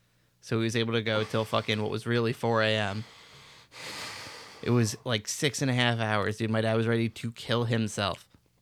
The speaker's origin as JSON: {"language": "English", "region": "New Jersey", "country": "United States", "tie": "born or raised there", "said": "I grew up in Central Jersey."}